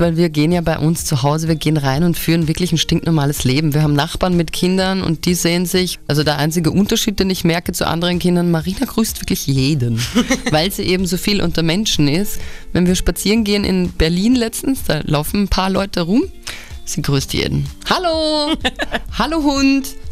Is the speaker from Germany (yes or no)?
no; Altenberg, Upper Austria, Austria; bei uns in Altenberg, das ist so ein kleines Kaff